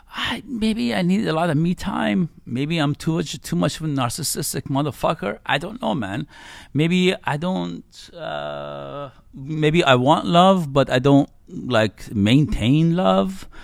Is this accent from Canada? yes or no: no; Iran; I was born in Iran and I grew up in the nineties in Iran